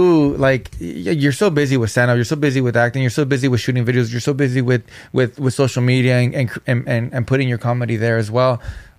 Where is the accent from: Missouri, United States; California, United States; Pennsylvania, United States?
California, United States; Norwalk; also born or lived in Inland Empire, California; now in San Fernando Valley, United States; I'm from Norwalk.